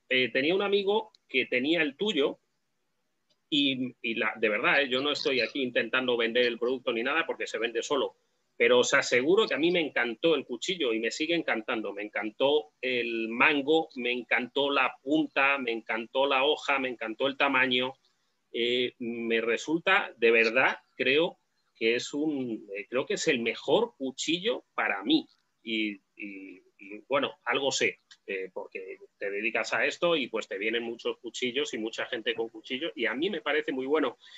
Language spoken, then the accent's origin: Spanish; Spain; tuve mi época como todo español joven y ahora ya pues tengo el cuchillo que me sirve.